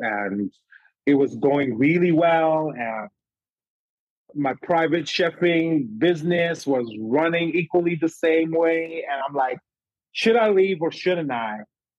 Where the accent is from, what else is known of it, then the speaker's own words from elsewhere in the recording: Zimbabwe; I'm quick to say more than ever, hi … I am a Zimbabwean.